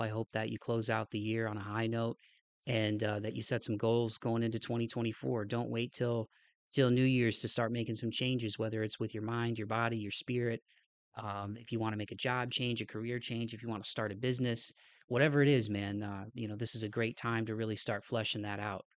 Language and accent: English; Toledo, Ohio, United States; my hometown of Toledo